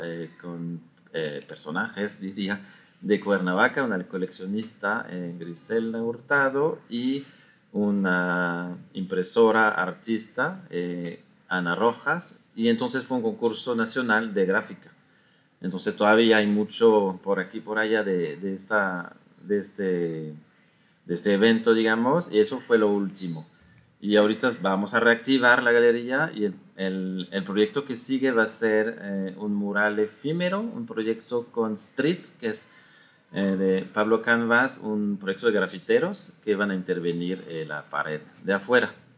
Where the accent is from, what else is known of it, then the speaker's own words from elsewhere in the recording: France; moved away as an adult; also born or lived in Belgium; now in Mexico City, Mexico; Yo soy de Francia. De Francia. Y llegué aquí en 2006